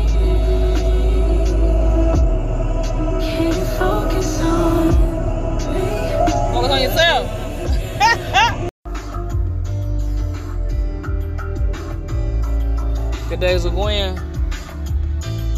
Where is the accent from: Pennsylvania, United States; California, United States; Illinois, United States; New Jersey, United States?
Illinois, United States; East St. Louis; a native of the 618 East St. Louis Champions, 618 Flyers, East St. Louis Flyers. I'm so proud to say that's my hometown